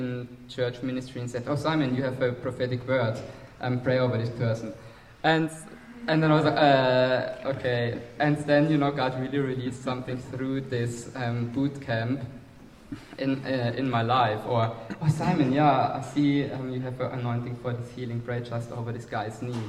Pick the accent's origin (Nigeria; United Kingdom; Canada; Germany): Germany; accent: German; English is a second language; moved away; I'm from Germany, as most of you know, and the others can hear it on my accent